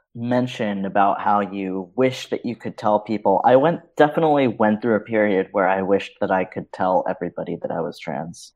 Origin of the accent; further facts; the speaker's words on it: New York City, New York, United States; I was born in New York City